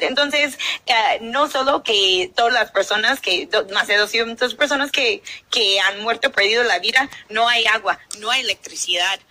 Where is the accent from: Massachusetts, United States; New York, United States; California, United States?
New York, United States; son colonos que llegan de donde soy yo, que llegan de Nueva York